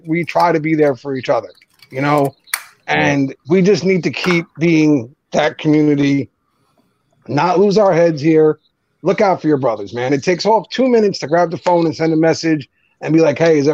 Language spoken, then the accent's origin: English; New Jersey, United States; accent: Jersey; I'm from Jersey. I say it like an idiot.